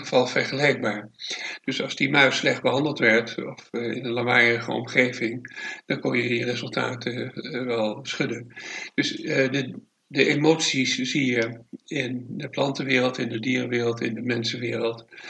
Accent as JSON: {"language": "Dutch", "town": "Amsterdam", "region": "North Holland", "country": "Netherlands", "tie": "born or raised there", "moved": "yes", "lives_now": "Het Gooi, Netherlands", "said": "ik ben in Amsterdam geboren, daar eh, het, eh, van lagere school, middelbare school"}